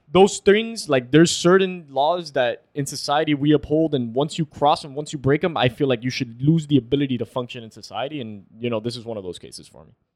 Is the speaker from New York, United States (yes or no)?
no; Florida, United States; We're from Florida.